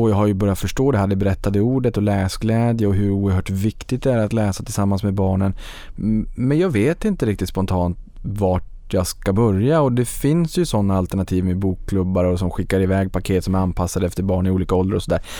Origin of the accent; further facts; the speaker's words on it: Boden, Norrbotten County, Sweden; Jag kommer från Boden.